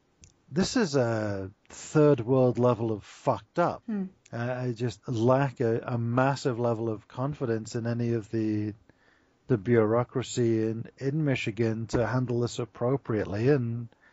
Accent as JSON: {"language": "English", "town": "Liverpool", "region": "North West England", "country": "United Kingdom", "tie": "born or raised there", "moved": "yes", "lives_now": "United States", "said": "I was born and raised in Liverpool"}